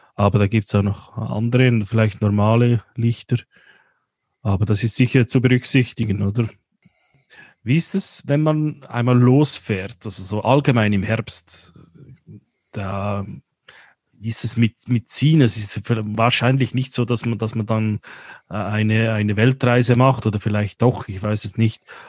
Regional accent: Central Switzerland, Switzerland; bei uns in der Zentralschweiz

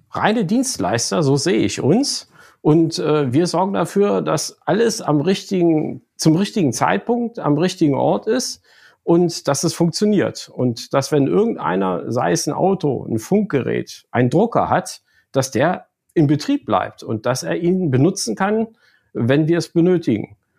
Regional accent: Lower Saxony, Germany; komme aus Niedersachsen eigentlich gebürtig

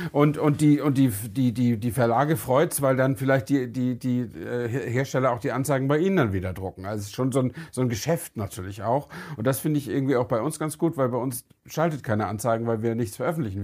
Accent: Germany; wir sind halt Deutsche

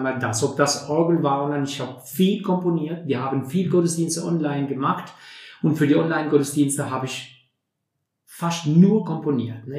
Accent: Durrës, Durrës County, Albania; German is a second language; moved away as an adult; also born or lived in Tirana, Albania; now in Neunkirchen, Germany; ich bin in Albanien geboren, wunderschön Albanien, in Doris, in einem Hafenstadt sozusagen, die größte Hafenstadt in Albanien. Und äh, dort habe ich, äh, ja, bis ich 24 äh, geworden bin, habe ich dort gelebt. Ne? Und dann meine Kindheit und meine Jugend

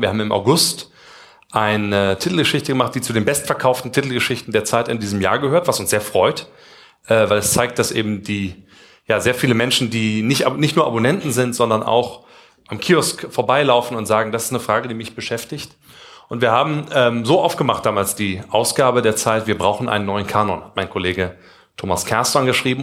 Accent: Kassel, Hesse, Germany; moved away; Wir kommen beide aus Kassel, Abitur, Jakob Grimm-Schule

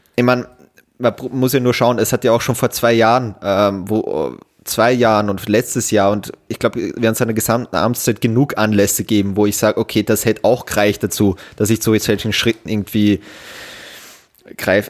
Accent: Austria; bei uns in Österreich

